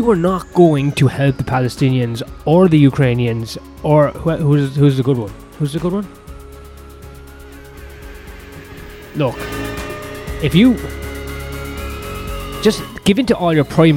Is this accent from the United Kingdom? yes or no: no; Ireland; I'm Irish. I was never going to be speaking my own language anyway